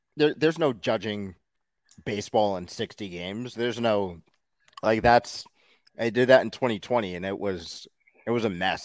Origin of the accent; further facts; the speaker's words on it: New York City, New York, United States; I'm from Queens